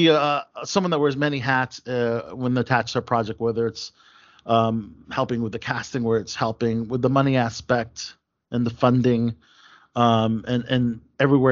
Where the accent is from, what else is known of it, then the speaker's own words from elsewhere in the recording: Maryland, United States; Maryland, my hometown